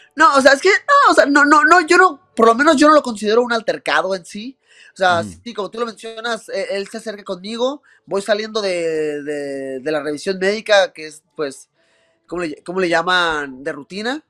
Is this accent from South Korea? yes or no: no; Mexico; uno como mexicano, uno como latino